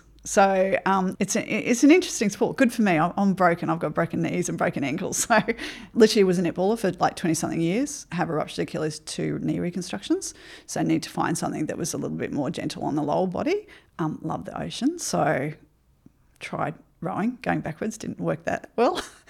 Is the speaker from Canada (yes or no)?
no; Ipswich, Queensland, Australia; also born or lived in Brisbane; Yeah, I grew up in Ipswich, moved to Brisbane as a young adult life. Come from a not educated family.